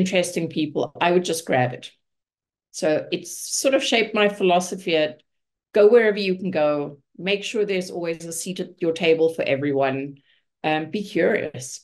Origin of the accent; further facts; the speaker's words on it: Johannesburg, Gauteng, South Africa; moved away as an adult; also born or lived in Munich, Germany / Vancouver, Canada; now in Hamilton, Canada; So I was born in South Africa. I was born in Johannesburg. I lived in Johannesburg, finished my schooling there.